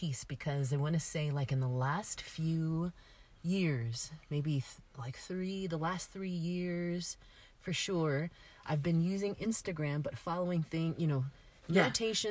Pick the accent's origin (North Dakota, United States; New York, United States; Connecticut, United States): New York, United States; I grew up in New York